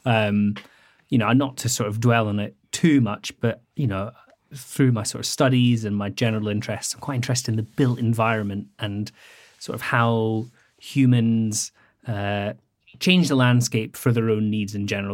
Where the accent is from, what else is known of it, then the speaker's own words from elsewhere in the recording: Scottish Highlands, Scotland, United Kingdom; I grew up very rural in the Scottish Highlands